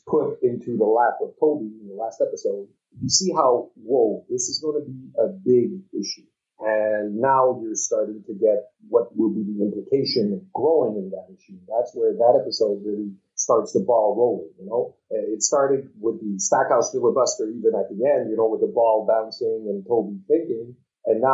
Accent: Canada; I, being Canadian

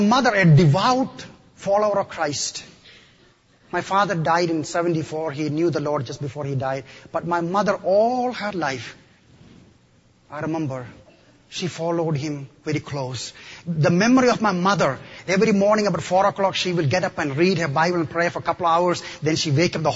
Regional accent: Kerala, India; now in United States; I come from the extreme southern part of India, in the state of Kerala.

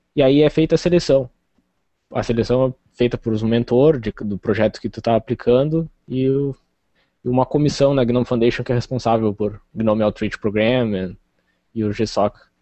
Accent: Rio Grande, Rio Grande do Sul, Brazil; Eu sou do Rio Grande do Sul, do sul do Rio Grande do Sul. Rio Grande, é a cidade que dá nome ao estado, assim, extremo sul do Rio Grande do Sul, quase fronteira com o Uruguai.

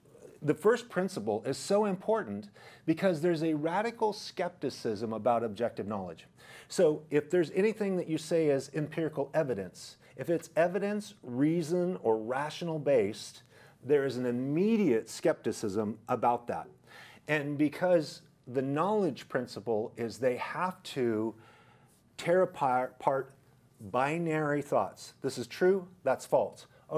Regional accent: Idaho, United States; Plus, I came from Idaho, which is a conservative area where people are rational, logical

